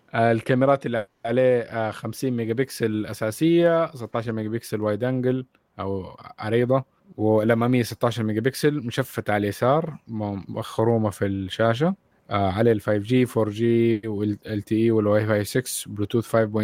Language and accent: Arabic; Saudi Arabia; لينا كسعوديين